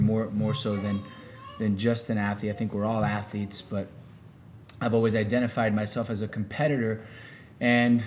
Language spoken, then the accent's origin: English; Miami, Florida, United States; also born or lived in Kansas / Sweden / Spain; I grew up here in Miami. So I played high school football here in Miami